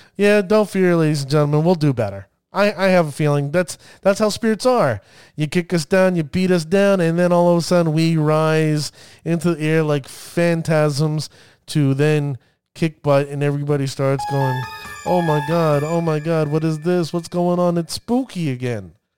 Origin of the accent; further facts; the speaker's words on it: New Jersey, United States; accent: New Jersey; my New Jersey accent.